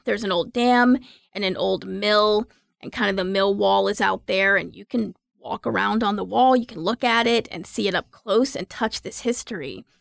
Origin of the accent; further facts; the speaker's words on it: Raleigh, North Carolina, United States; I'm from Raleigh. I grew up here.